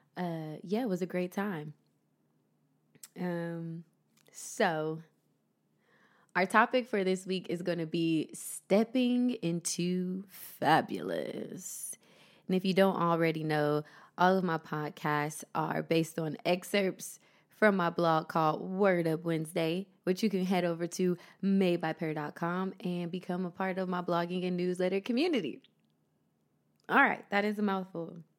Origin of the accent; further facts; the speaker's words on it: Columbus, Ohio, United States; moved away as an adult; now in Los Angeles, United States; my hometown, Columbus, Ohio